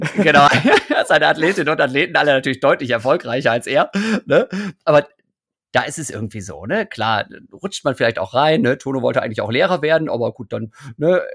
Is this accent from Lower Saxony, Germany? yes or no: yes; Osnabrück, Lower Saxony, Germany; ich bin in Osnabrück ja groß geworden